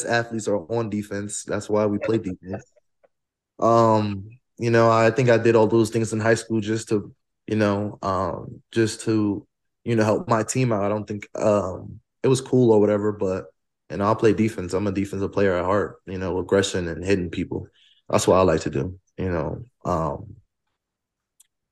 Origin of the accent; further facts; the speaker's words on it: New Jersey, United States; moved away as an adult; also born or lived in Colorado; now in Fort Collins, United States; I am from New Jersey, but I also am from West Africa. I'm from Guinea